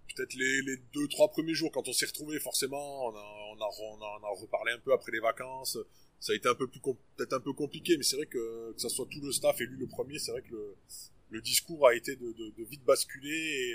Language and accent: French; Auvergne-Rhône-Alpes, France; also born or lived in Le Puy-en-Velay; on est Auvergnat pure souche